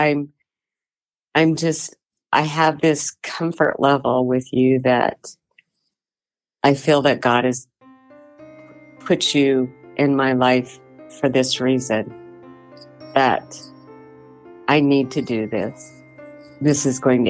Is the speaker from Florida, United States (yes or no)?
no; Gillette, Wyoming, United States; also born or lived in Rawlins; I was born in Gillette, Wyoming on April 8th, 1958.